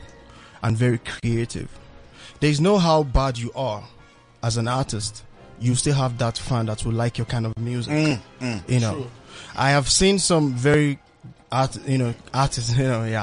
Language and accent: English; Nigeria; now in South Africa; Even though you stay here in South Africa, you being a Nigerian